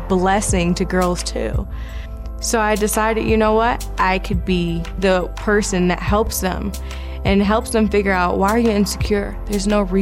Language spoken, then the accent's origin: English; Chicago, Illinois, United States; moved away; Chicago will always be home. My family's in Chicago. I'm from Chicago